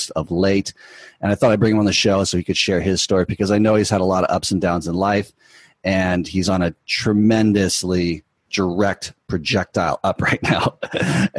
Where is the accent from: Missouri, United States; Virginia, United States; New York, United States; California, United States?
California, United States; Newport Beach; we're both from Newport Beach, Orange County area